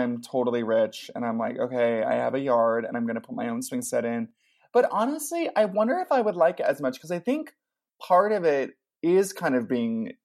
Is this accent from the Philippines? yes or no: no; Ventura, California, United States; I grew up in Ventura, which is like this tiny little beach town